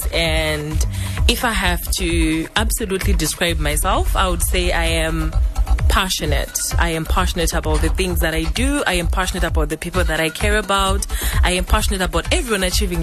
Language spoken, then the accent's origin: English; Gokwe North, Midlands, Zimbabwe; then I grew up in Gokwe North.